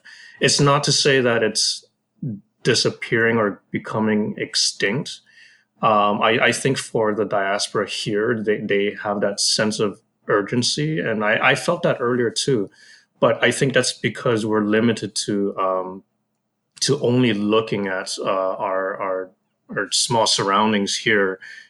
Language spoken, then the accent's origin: English; Hawaii, United States; now in Chicago, United States; I was born and raised in Hawaii